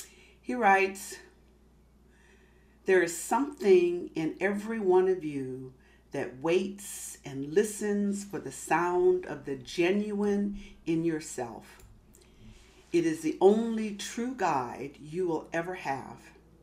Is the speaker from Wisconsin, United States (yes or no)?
no; Massachusetts, United States; born there; also born or lived in California; now in Los Angeles, United States; I live in Los Angeles. I was born in Massachusetts. Most of my family is on the East Coast. And because I'm a military brat and because I've spent most of my life out here in California